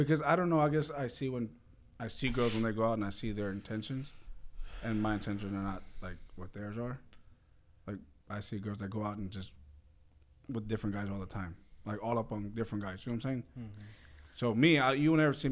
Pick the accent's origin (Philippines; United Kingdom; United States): United States; San Antonio, Texas; I grew up on the West Side